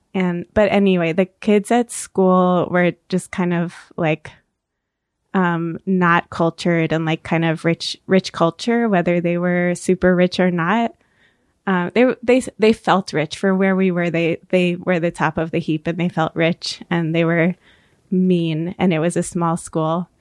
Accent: Orange County, New York, United States; now in New York City, United States; I grew up in Orange County, New York

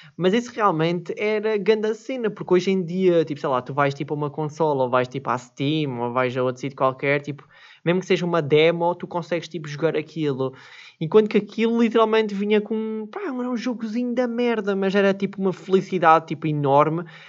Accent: Switzerland; eu nasci na Suíça

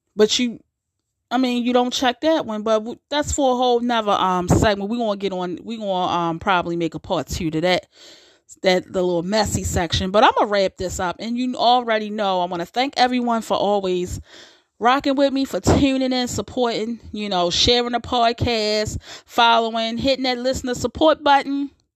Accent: United States; we we built this country, so we're just as American as those who aren't black are. We are we are definitely American.

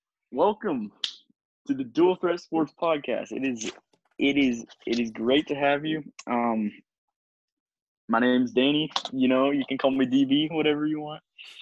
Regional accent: Arizona, United States; I'm from Arizona

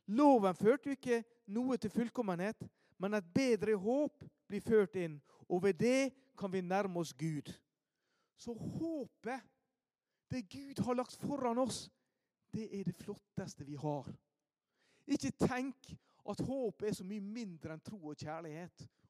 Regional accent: Ålesund, Møre og Romsdal, Norway; Hjemme i Ålesund

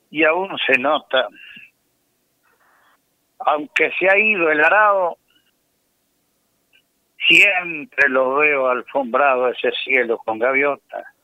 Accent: Argentina; que tenían otra oportunidad para gobernar y que había que apoyar porque somos argentinos.

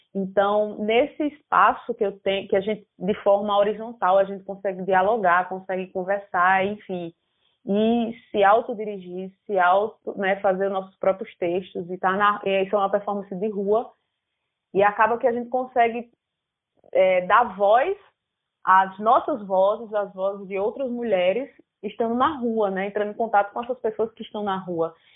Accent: Paraíba, Brazil; como paraibano

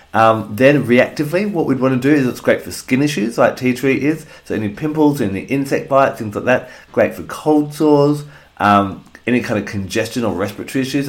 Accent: Australia; here in Australia, my home country

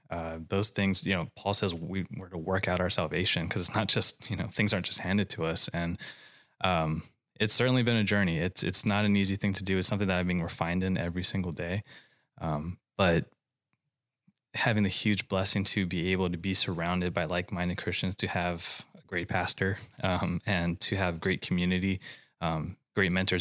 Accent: Hawaii, United States; moved away as an adult; now in California, United States; I grew up in Hawaii, and I came out here to California to go to school

